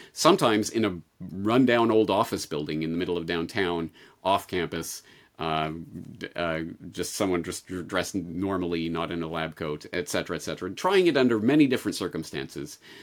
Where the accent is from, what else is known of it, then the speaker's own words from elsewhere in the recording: Canada; growing up in Canada with the Canadian health system